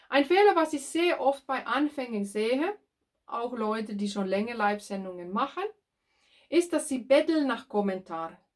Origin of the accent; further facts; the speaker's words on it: Finland; German is a second language; now in Germany; ich bin ursprünglich aus Finnland und tätig als Ö- und Erbtrainerin.